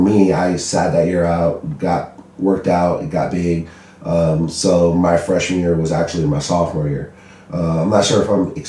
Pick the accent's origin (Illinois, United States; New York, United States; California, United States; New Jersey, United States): California, United States; San Bernardino; I am originally from San Bernardino, California.